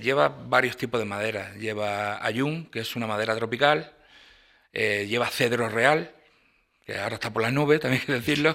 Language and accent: Spanish; La Cala del Moral, Andalusia, Spain; yo que soy de la Cala del Moral